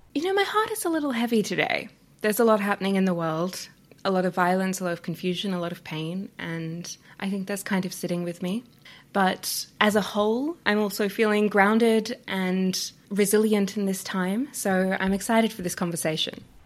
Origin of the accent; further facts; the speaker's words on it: Australia; accent: Australian; now in Canada; I'm Australian, if you can hear my accent